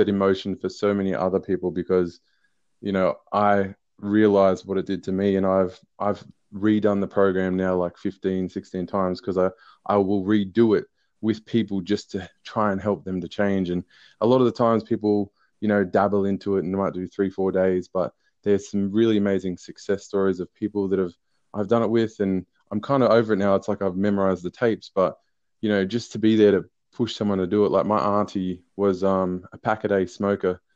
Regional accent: Newcastle, New South Wales, Australia; I'm from Newcastle, New South Wales

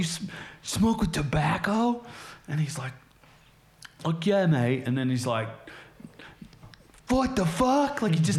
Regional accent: United States; I grew up in the States, spent

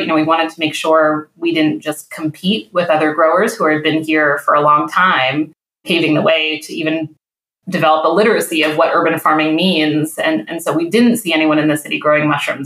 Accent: New England, United States; also born or lived in California / Midwest; now in Detroit, United States; I grew up in New England where now having lived in California and the Midwest, I go back home to New England

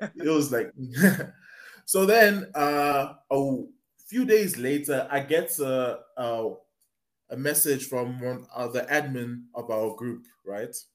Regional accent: South Africa; I am from South Africa.

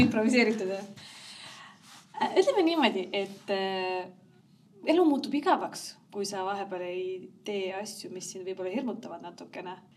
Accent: Rakvere, Lääne-Viru County, Estonia; moved away; also born or lived in Tallinn; me oleme mõlemad Rakverest pärit

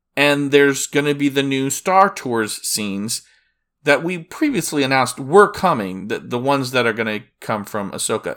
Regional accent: Disney World area, Florida, United States; I'm from Disney World, the Disney World area

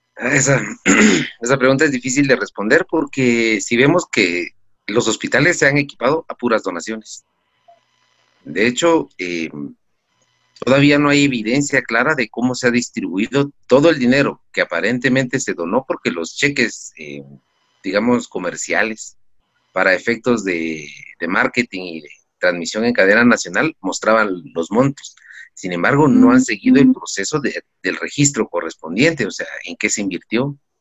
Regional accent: Guatemala; como guatemaltecos

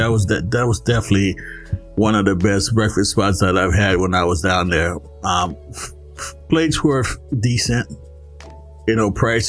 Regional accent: Florida, United States; moved away; I grew up in Florida.

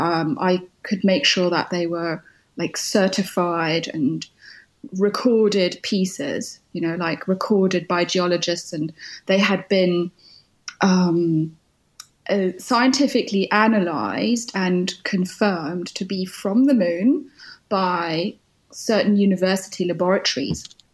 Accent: United Kingdom; in the name of being British

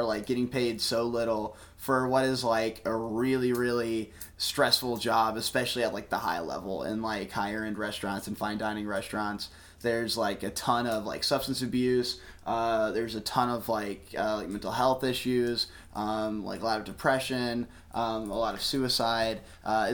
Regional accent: Texas, United States; moved away as an adult; also born or lived in Houston suburbs, Texas / New Orleans, Louisiana; I was actually born and raised in Texas

